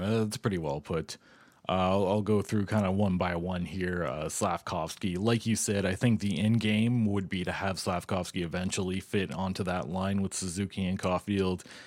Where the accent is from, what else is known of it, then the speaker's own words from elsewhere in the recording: Ottawa, Ontario, Canada; growing up in Ottawa